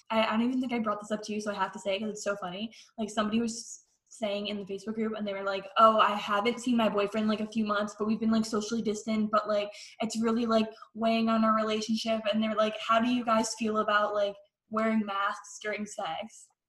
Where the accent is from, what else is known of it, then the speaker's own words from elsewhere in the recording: Connecticut, United States; so we're from Connecticut